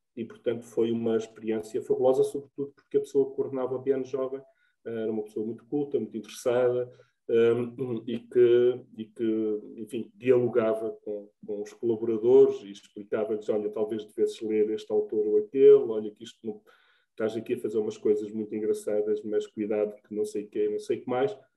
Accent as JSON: {"language": "Portuguese", "region": "Trás-os-Montes", "country": "Portugal", "tie": "born or raised there", "also_born_or_lived": "Évora", "moved": "as an adult", "lives_now": "Vila Nova de Cacela, Portugal", "said": "nasci em Beticas e vivo no Algarve"}